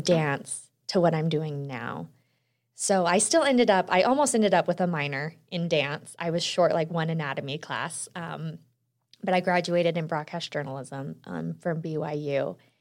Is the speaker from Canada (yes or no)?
no; Utah, United States; also born or lived in Texas; I was born in Texas, but I moved to Utah when I was around two. And it's funny because I, I'll tell everyone, I grew up here, went to college here